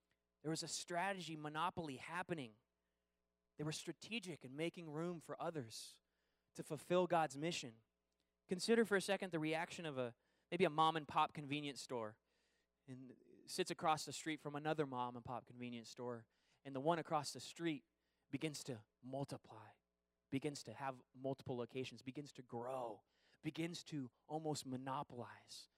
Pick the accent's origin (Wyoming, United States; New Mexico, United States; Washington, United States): Washington, United States; Seattle; moved away; also born or lived in California; growing up in the Seattle area